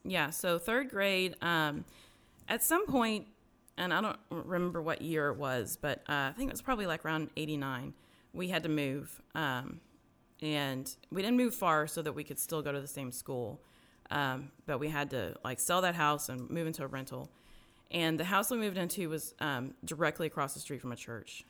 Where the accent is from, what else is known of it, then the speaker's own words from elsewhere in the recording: Garland, Texas, United States; also born or lived in Dallas; I was, uh, born in Dallas, uh, but we moved when I was, like, one to Garland. Um, and so grew up in, I've lived my whole life until I was, like, thirty-five to, in Garland